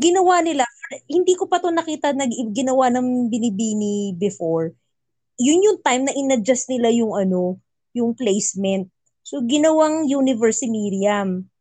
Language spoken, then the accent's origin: Tagalog; Philippines; moved away; where are you from? Philippines